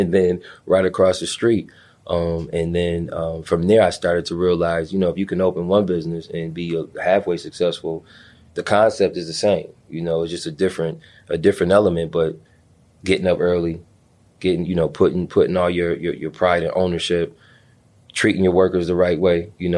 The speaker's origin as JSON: {"language": "English", "town": "Buffalo", "region": "New York", "country": "United States", "tie": "born or raised there", "also_born_or_lived": "Washington, D.C.", "moved": "as an adult", "said": "I was raised in Buffalo"}